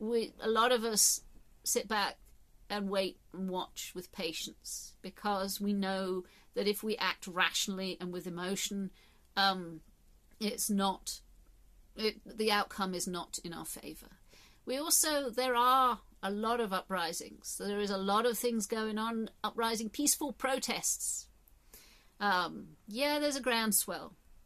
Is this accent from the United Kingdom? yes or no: yes; England, United Kingdom; born there; I'm not part of a tribe so much as I was born in England, and I'm part of this tribe.